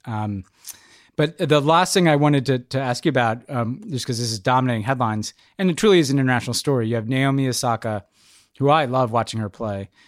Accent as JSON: {"language": "English", "country": "United States", "said": "as an American"}